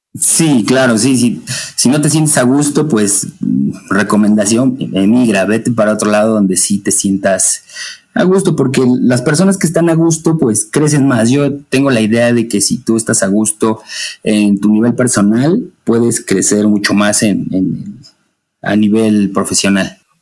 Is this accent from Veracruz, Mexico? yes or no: no; Puebla, Mexico; now in Atlixco, Mexico; yo soy de, México, Puebla